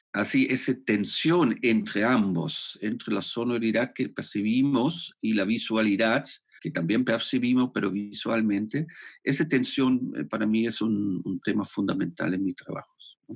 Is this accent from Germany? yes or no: yes; Germany; Spanish is a second language; moved away as an adult; also born or lived in Spain; now in Santiago, Chile; yo soy alemán y he estudiado en Alemania arte